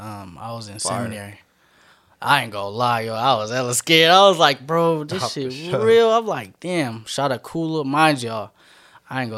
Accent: Richmond, United States; I'm from Richmond

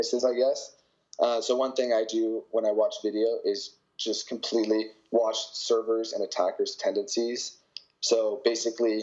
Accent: Canada; accent: Canadian; moved away as an adult; now in California, United States; I have a Canadian accent

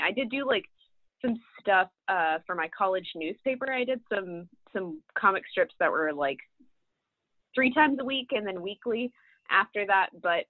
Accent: Birmingham, Alabama, United States; So I grew up in Birmingham, Alabama, which is why I talk quite a bit about the South and the Deep South in this book. And that's kind of why, it's because that's the heritage that I have. I grew up in Birmingham

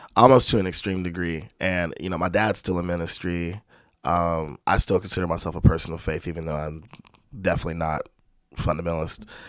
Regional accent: Spanish Fort, Alabama, United States; also born or lived in Landstuhl, Germany / California; my mom moved with me back to the Mobile area in Alabama

